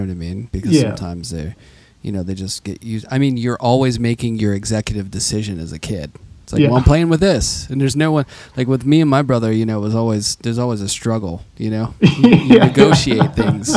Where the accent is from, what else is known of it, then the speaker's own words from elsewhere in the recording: Pittsburgh, Pennsylvania, United States; growing up in Pittsburgh